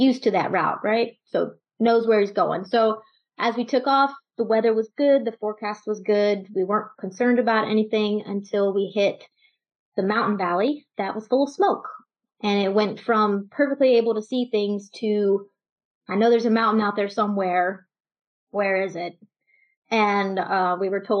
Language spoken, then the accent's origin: English; Texas, United States; So I'm from Texas. I grew up with a family, and I was probably the shyest kid in the family